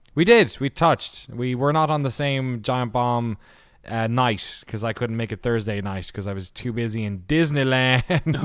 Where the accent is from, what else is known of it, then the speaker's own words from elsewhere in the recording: Ireland; I'm Irish